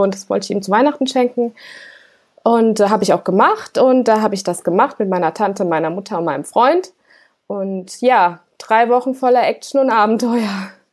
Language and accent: German; Germany; ich als Deutsche in Russland